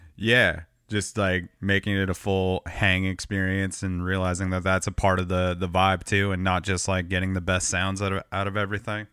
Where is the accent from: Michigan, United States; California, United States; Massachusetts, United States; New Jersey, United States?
California, United States; Southern; I grew up in Southern California